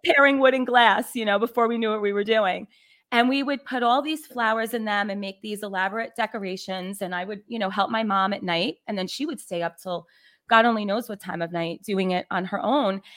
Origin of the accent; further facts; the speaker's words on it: New York City, New York, United States; I was born and raised in the Bronx, New York.